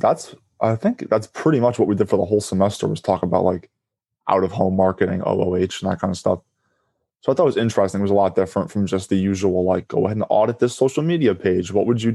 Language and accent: English; Hackettstown, New Jersey, United States; also born or lived in Allamuchy, New Jersey; I grew up in Hackettstown and in Alamuchi, which is right next to Hackettstown